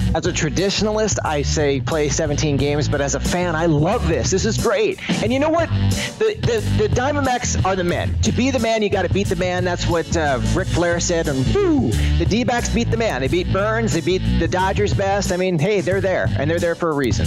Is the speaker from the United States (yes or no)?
yes; Southern California, United States; moved away as an adult; now in Arizona, United States; I'm from Southern California